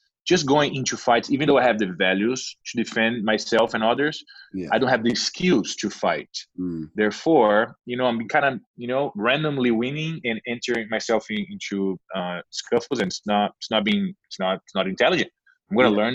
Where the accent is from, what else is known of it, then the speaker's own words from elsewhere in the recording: Brazil; moved away as an adult; now in United States; I came from Brazil, yes. Yeah. I lived 23 years in Brazil.